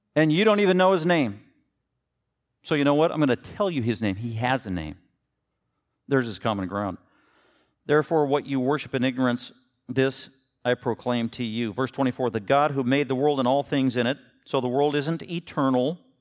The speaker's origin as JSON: {"language": "English", "town": "Denver", "region": "Colorado", "country": "United States", "tie": "born or raised there", "said": "I was born in Denver, Colorado."}